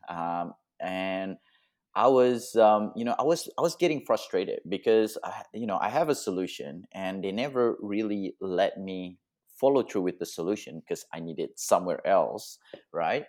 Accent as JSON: {"language": "English", "country": "Indonesia", "tie": "born or raised there", "also_born_or_lived": "Australia", "moved": "yes", "said": "I was born in Indonesia, and then I moved to Australia, and now I'm, um, nomadic travel photography"}